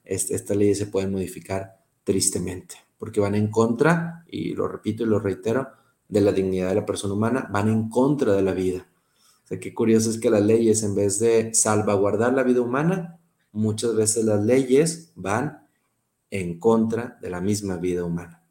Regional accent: Monterrey, Nuevo León, Mexico; accent: regio; also born or lived in Pamplona, Spain; soy regio y espero que hablar como regio siempre

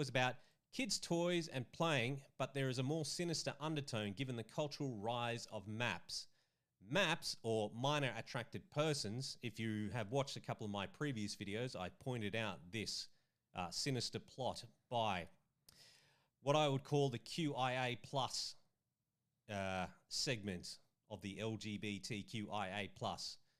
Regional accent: Australia; my home country of Australia

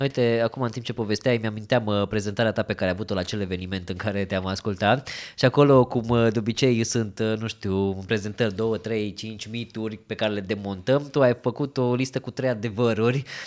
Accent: Romania; sunt fotograf din România

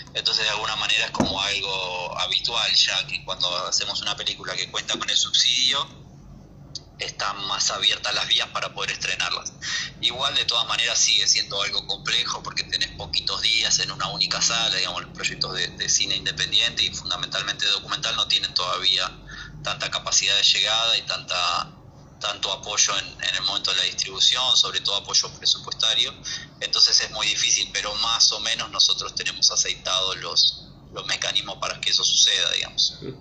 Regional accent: near the San Fernando Delta, Buenos Aires Province, Argentina; un lugar muy cercano a donde yo nací y me crié

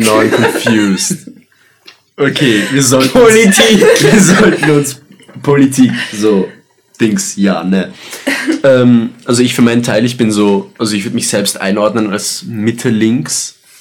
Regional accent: Graz, Styria, Austria; wir sind Österreicher

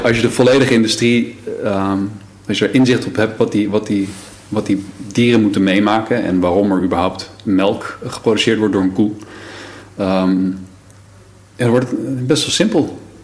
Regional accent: Brummen, Gelderland, Netherlands; moved away as an adult; also born or lived in Emmeloord / Lelystad; daarna zijn we verhuisd naar Brummen. Brummen ligt bij Apeldoorn.

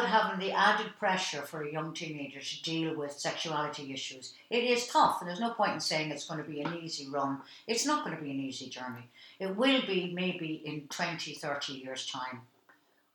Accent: Dublin, Leinster, Ireland; my life growing up in Dublin

